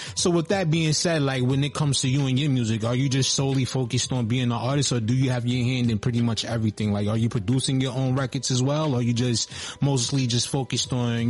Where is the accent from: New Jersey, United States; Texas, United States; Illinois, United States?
Texas, United States; born or raised there